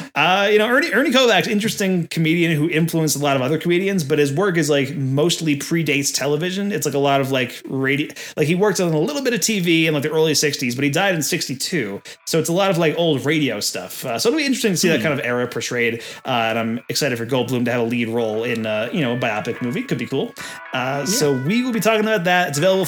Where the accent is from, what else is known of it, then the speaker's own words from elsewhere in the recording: United States; we're from America